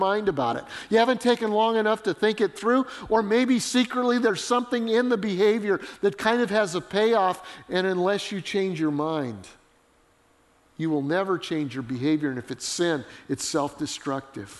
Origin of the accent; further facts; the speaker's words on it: Colorado, United States; I grew up in Colorado.